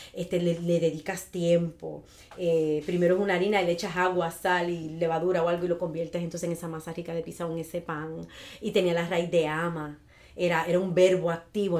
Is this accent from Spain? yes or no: no; Ciales, Puerto Rico; also born or lived in Chicago; now in Jayuya, Puerto Rico; yo soy de Ciales, pero ya adoptada en Jayuya hace 20 años.